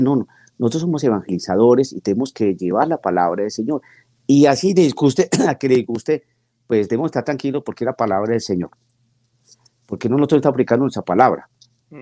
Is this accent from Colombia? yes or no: yes; Bogotá, Colombia; moved away as an adult; now in Guymon, United States; soy colombiano, nací en la ciudad de Bogotá hace muchísimos años